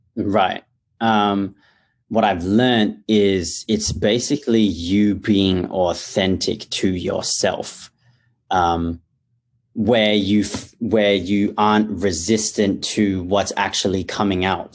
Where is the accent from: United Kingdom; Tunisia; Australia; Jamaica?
Australia; Perth, Western Australia; I was born and raised in Perth, Australia